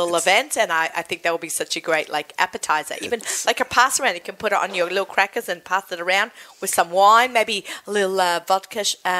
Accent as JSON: {"language": "English", "country": "Australia", "said": "we're Australian"}